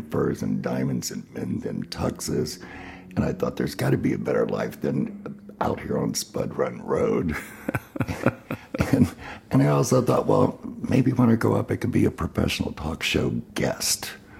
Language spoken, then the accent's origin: English; Chillicothe, Ohio, United States; now in Columbus, United States; I was born in Chillicothe, Ohio. And, you know, I often say I was born poor white trash because I was. You know, I was born out in the boonies, Spud Run Road, beside Tar Hollow at the foothills of Rattlesnake Knob, with no indoor running water.